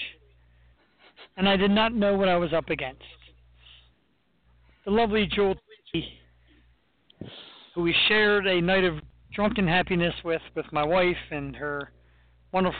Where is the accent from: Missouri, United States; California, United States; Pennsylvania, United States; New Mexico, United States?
Pennsylvania, United States; Philadelphia; I'm from Philly